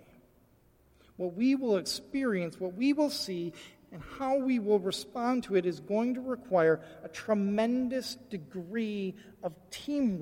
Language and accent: English; Michigan, United States; I grew up in Michigan